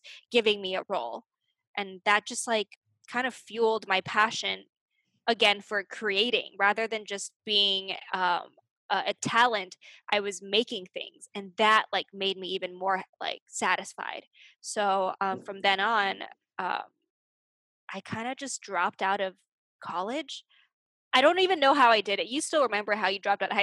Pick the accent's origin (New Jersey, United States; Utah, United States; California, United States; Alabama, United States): California, United States; Arcadia; born or raised there; moved away